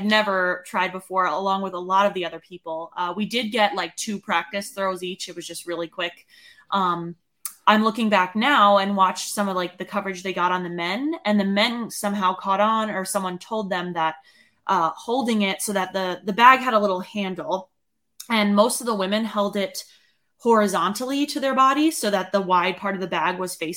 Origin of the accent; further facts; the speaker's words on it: Northeast, United States; now in Colorado, United States; even growing up in the Northeast